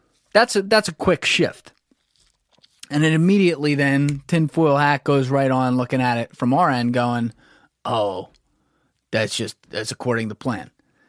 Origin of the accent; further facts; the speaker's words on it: United States; If I'm in the U.S., and I am in the U.S., I'm an American.